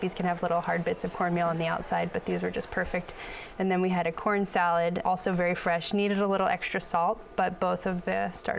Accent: Chesapeake Bay area, United States; now in Bay Area, United States; I'm from the Chesapeake Bay area region originally, so I love Old Bay.

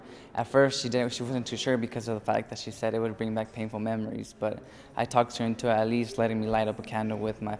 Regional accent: Salinas, California, United States; I grew up in Salinas, California. My parents were both from Mexico.

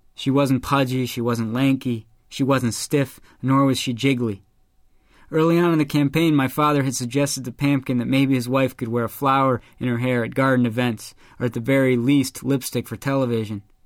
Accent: Chicago, Illinois, United States; my hometown of Chicago.

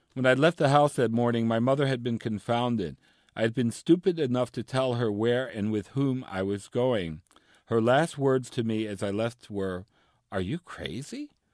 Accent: New York City, New York, United States; I grew up in New York City to, uh, Cuban parents

